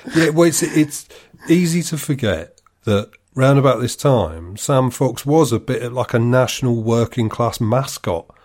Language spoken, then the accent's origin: English; United Kingdom; I'm British.